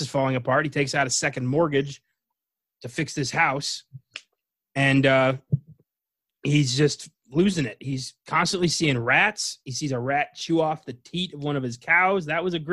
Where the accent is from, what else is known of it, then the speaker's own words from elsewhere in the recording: Northeast, United States; I'm from the Northeast, so I don't know how you're going to make fun of my accent